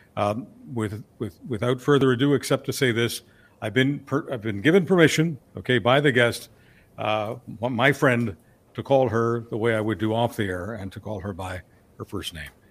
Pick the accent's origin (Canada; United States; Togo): Canada; Montreal, Quebec; moved away; also born or lived in Budapest, Hungary / Calgary, Alberta; Montreal is, uh, technically my, my hometown. I mean, uh, Budapest is, is the hometown of the birth certificate